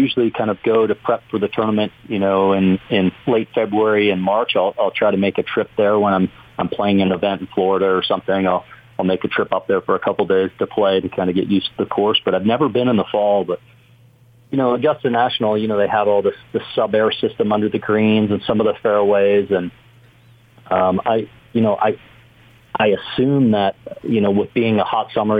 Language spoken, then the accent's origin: English; Canada; moved away; growing up in Canada